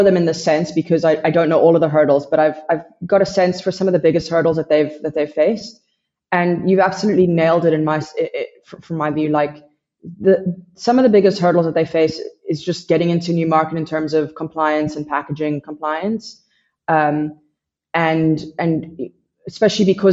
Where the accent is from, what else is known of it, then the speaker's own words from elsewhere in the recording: United States; moved away as an adult; now in South Africa; I'm based in South Africa. I'm originally from America